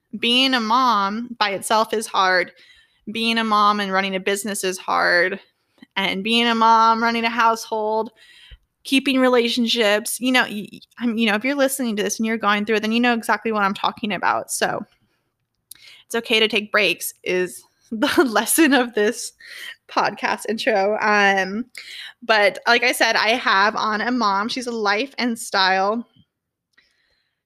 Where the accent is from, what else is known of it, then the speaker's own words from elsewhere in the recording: Orange County, California, United States; I'm from California. I grew up in Orange County